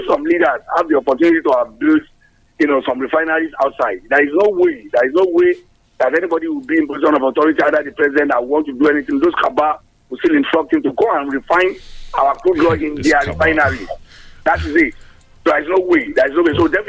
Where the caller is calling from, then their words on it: Abeokuta, Ogun State, Nigeria; I'm calling from the People's Parliament in Lemme in Abeokuta.